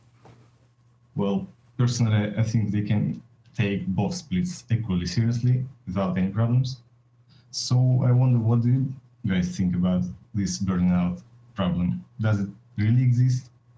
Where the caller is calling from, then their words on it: Moscow, Russia; I'm calling from Moscow, Russia.